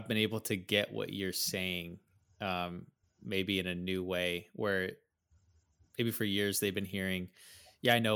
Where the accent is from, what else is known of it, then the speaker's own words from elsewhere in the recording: United States; growing up in America